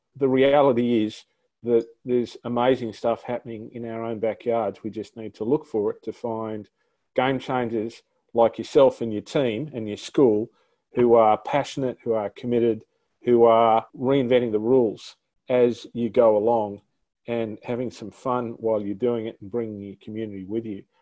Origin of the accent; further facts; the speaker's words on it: New South Wales, Australia; in my home state, uh, the great state of New South Wales